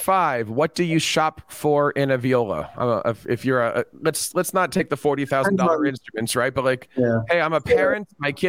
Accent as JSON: {"language": "English", "region": "New Jersey", "country": "United States", "said": "And we're both from New Jersey."}